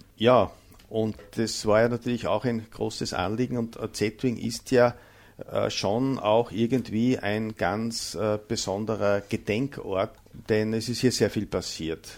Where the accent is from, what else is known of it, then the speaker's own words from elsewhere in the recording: Mühlviertel, Upper Austria, Austria; accent: Bavarian dialect; unsere bayovarische Mundart